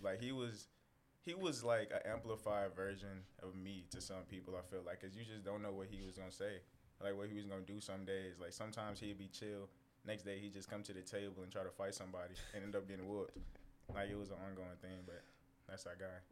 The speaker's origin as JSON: {"language": "English", "town": "St. Louis", "region": "Missouri", "country": "United States", "tie": "born or raised there", "also_born_or_lived": "San Antonio, Texas", "moved": "yes", "lives_now": "Kentucky, United States", "said": "I come from St. Louis"}